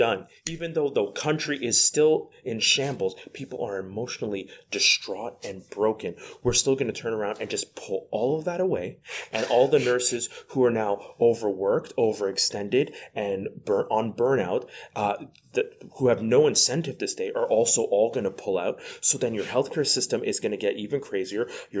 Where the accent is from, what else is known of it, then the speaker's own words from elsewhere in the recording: Quebec, Canada; We're from Quebec. We're currently in Ontario right now as we're recording this.